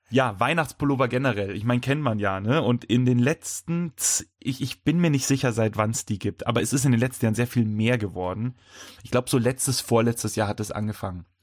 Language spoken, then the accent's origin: German; Bavaria, Germany; wir sind aus Bayern